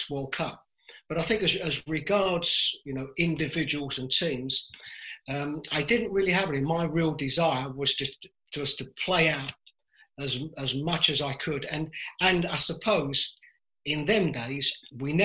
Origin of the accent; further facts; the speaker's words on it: London, United Kingdom; I was brought up in East London with a Ghanaian father, an Irish mother